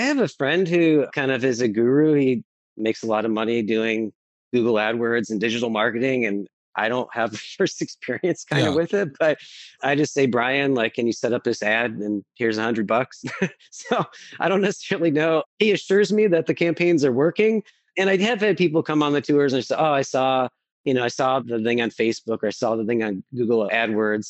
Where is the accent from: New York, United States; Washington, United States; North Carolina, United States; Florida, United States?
New York, United States; Buffalo; also born or lived in Eugene, Oregon / Portland, Oregon; I grew up here in Buffalo, but I went to graduate school in Portland and I or er, in Eugene and I moved to Portland